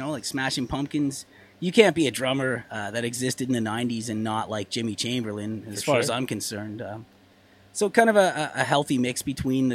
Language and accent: English; Erin, Ontario, Canada; I grew up in Erin, Ontario. Well, a few different places, but ended up in Erin.